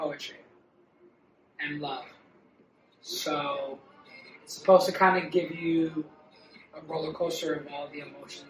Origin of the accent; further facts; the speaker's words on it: New York, United States; moved away as an adult; Born and raised in New York.